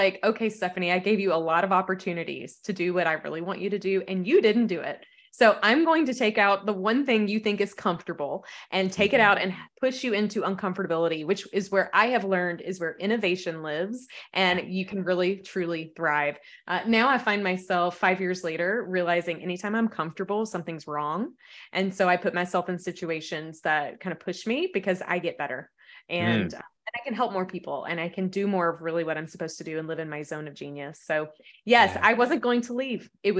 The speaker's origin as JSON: {"language": "English", "region": "the South", "country": "United States", "said": "I'm a Southerner. So we have, you know, really interesting phrases down here."}